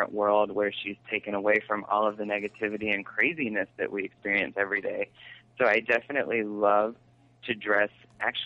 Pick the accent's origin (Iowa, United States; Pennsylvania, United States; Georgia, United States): Georgia, United States; now in New York, United States; I am originally from Georgia